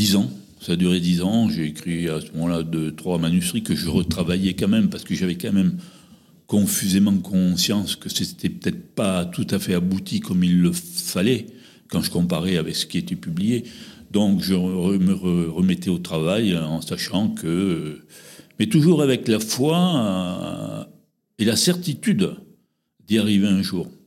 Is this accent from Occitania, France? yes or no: yes; Les Quatre-Routes-du-Lot, Occitania, France; also born or lived in Corrèze; Je suis né dans un petit village du département du Lot, au pied du Cos de Martel, qui s'appelait les Quatre Routes du Lot